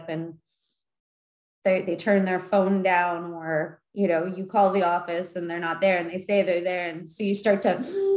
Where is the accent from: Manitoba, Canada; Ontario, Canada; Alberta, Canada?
Manitoba, Canada; Winnipeg; I was born in Winnipeg